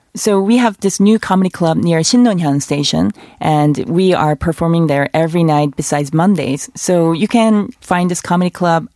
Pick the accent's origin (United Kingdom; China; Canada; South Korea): South Korea; a female Korean woman